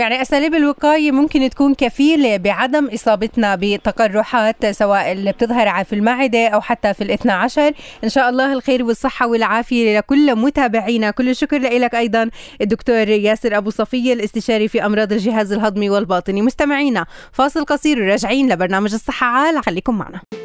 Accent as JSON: {"language": "Arabic", "country": "Palestine", "said": "عندنا بفلسطين"}